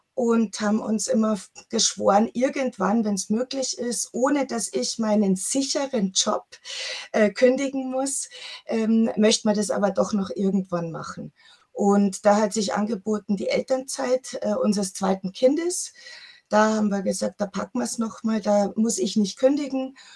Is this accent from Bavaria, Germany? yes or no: yes; Chiemsee, Bavaria, Germany; ich bin am Chiemsee groß geworden